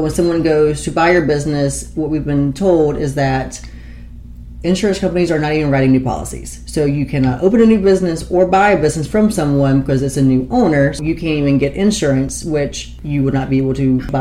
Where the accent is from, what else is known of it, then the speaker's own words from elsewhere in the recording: Piedmont, South Carolina, United States; also born or lived in Greenville, South Carolina; moved my business to my hometown of Piedmont, which is very, very sentimental for me